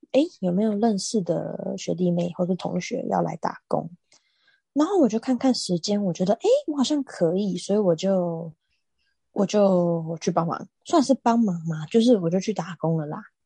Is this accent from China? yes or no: no; Taiwan; 我们台湾人